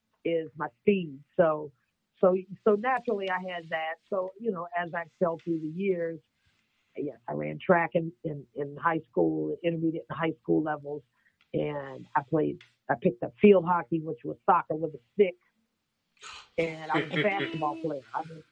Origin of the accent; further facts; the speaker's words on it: Northern Virginia, United States; now in Wilmington, United States; I am originally from Northern Virginia, right outside of Washington, D.C., so I can consider myself a Northern Virginian for the most part. But I have been residing in the North Carolina state for over 28 years.